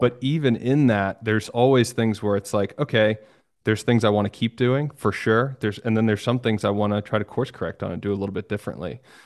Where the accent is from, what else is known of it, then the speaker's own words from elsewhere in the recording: New York, United States; I was born in New York and I got a bunch of family in New York